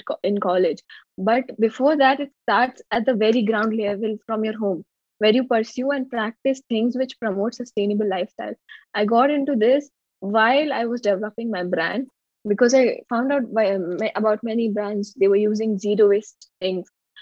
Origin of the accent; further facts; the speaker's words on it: Jabalpur, Madhya Pradesh, India; I'm from Jabalpur, Madhya Pradesh, India